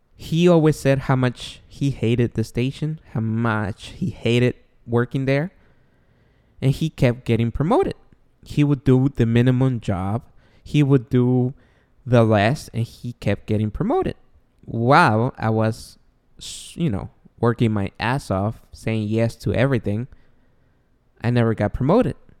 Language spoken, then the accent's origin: English; Guatemala; now in United States; we are born and raised in Guatemala. We came he, I was, I came here in ninety-nine